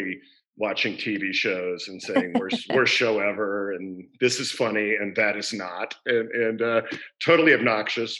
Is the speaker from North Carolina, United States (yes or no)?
no; Houston, Texas, United States; I grew up in Houston, just a suburban kid.